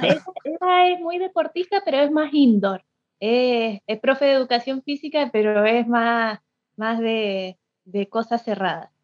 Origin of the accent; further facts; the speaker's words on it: Mendoza, Argentina; yo soy mendocina